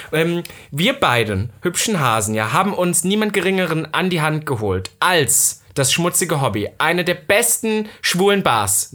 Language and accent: German; East Germany, Germany; accent: East German; bei uns im Osten